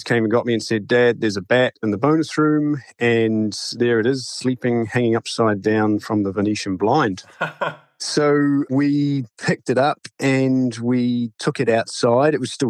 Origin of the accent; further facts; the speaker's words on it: Dunedin, Otago, New Zealand; moved away as an adult; now in North Carolina, United States; I grew up in Dunedin, actually.